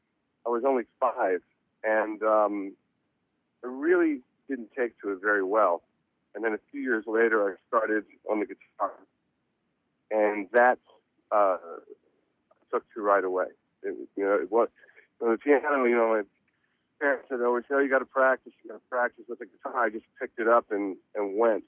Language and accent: English; Reading, Pennsylvania, United States; I was born in Reading, Pennsylvania